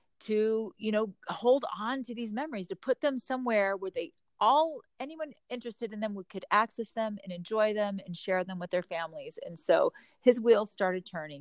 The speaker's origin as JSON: {"language": "English", "town": "Orlando", "region": "Florida", "country": "United States", "tie": "born or raised there", "moved": "yes", "lives_now": "Utah, United States", "said": "I grew up in Orlando, Florida"}